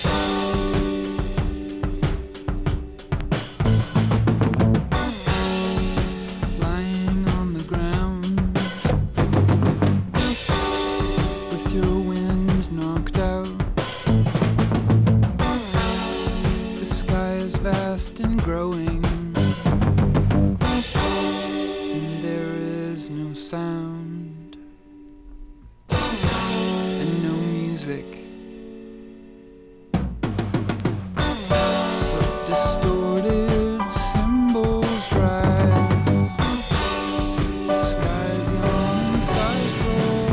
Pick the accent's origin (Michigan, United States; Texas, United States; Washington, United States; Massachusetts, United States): Washington, United States; Washington, my home state